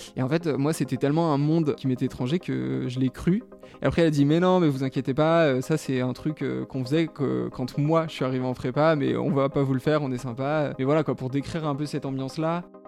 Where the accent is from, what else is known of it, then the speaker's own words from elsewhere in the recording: Fontenay-sous-Bois, Île-de-France, France; now in Paris, France; j'ai 26 ans et j'ai grandi à Fontenay-sous-Bois, maintenant je suis à Paris